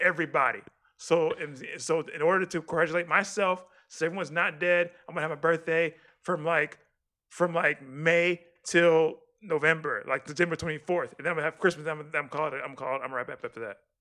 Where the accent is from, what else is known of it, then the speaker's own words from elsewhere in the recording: Texas, United States; as a Texan